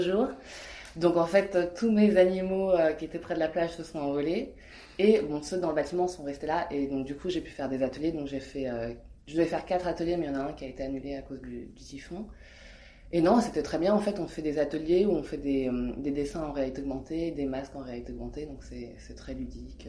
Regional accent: France; je suis française, je suis née en France, mais euh, ma mère est hongkongaise et, et, mon père est cambodgien

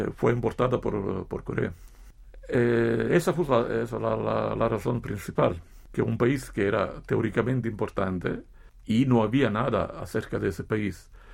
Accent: Italy; Como italiano

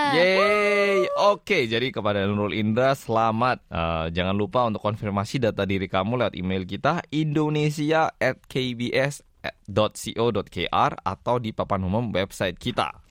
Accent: Daegu, South Korea; kampung halamanku Daegu

